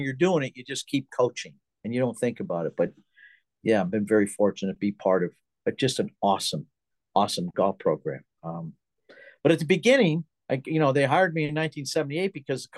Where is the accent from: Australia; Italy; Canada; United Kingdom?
Canada; moved away as an adult; now in United States